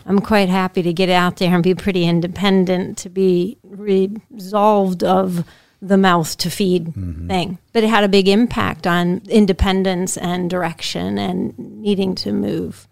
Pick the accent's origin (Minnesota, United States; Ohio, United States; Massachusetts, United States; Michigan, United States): Massachusetts, United States; Pittsfield; I grew up in Pittsfield